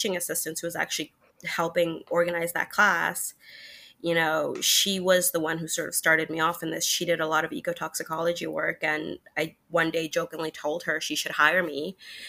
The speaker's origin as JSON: {"language": "English", "country": "Germany", "tie": "born or raised there", "moved": "as an adult", "lives_now": "Florida, United States", "said": "I grew up in Germany, and I was not close to an ocean whatsoever"}